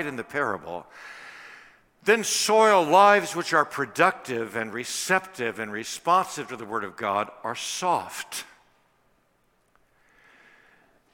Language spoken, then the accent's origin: English; Washington, District of Columbia, United States; Washington, D.C., I think you know, is my hometown